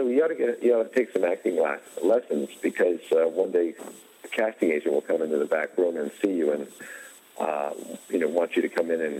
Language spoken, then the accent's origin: English; East Coast, United States; we're both from the East Coast